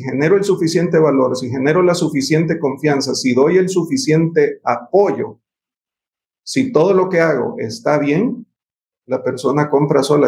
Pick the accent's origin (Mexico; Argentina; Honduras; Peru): Honduras; los profesionales hondureños